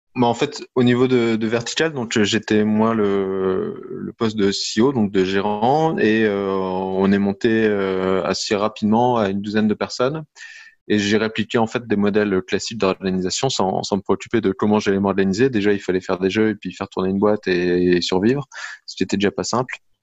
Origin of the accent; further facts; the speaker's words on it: Lille, Hauts-de-France, France; je suis lillois, donc j'habite dans la région lilloise